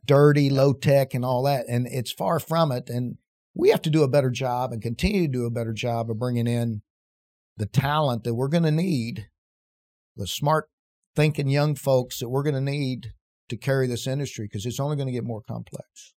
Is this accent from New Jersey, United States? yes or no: no; West Virginia, United States; moved away as an adult; also born or lived in Casper, Wyoming; growing up in West Virginia